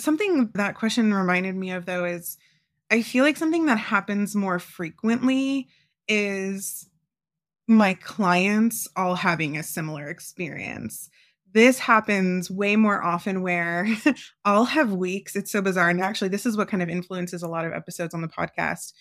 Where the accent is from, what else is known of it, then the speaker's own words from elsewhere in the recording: Florida, United States; moved away as an adult; now in Phoenix, United States; I'm from Florida, so I'm used to the heat